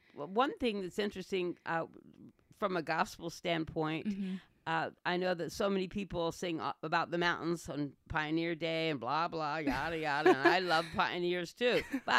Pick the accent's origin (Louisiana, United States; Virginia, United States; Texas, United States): Virginia, United States; Portsmouth; born there; so I was born in Portsmouth, Virginia